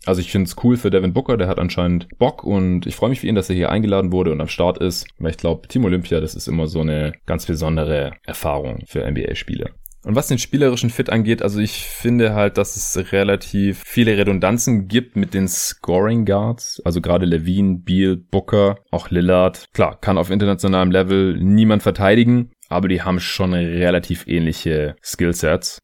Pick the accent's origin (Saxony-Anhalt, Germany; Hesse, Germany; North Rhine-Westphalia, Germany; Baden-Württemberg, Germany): Baden-Württemberg, Germany; Stuttgart; moved away; in meine alte Heimat fahren, nach Stuttgart